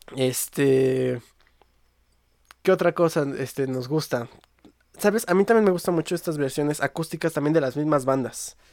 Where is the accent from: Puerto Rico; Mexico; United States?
Mexico; yo soy mexicano y aquí me tocó vivir